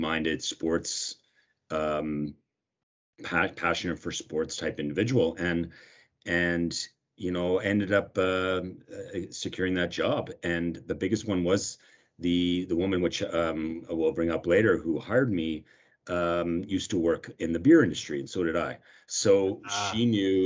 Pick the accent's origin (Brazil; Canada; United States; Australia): Canada; Nova Scotia; moved away as an adult; now in Calgary, Canada; I'm originally from Nova Scotia, so I moved out here in 2000